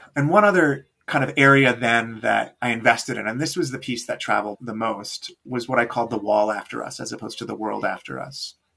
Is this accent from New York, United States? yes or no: yes; New York, United States; moved away as an adult; also born or lived in Johannesburg, South Africa; now in Milwaukee, United States; I grew up in New York, but moved to Johannesburg in my early 20s and spent six years there.